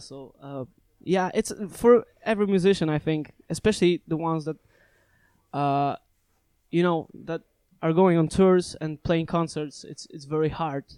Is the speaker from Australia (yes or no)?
no; Szczecin, West Pomeranian Voivodeship, Poland; in my hometown in Szczecin